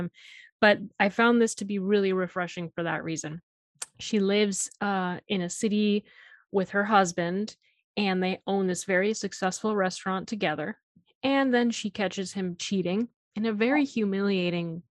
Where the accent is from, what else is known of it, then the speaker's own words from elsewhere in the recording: Miami, Florida, United States; I'm from Miami